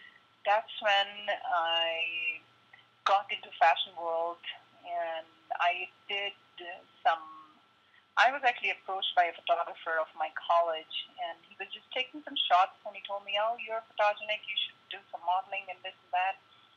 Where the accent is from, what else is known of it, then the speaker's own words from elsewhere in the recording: New Delhi, Delhi, India; born there; I was born in New Delhi. Like a very typical Indian family, my dad wanted me to be a doctor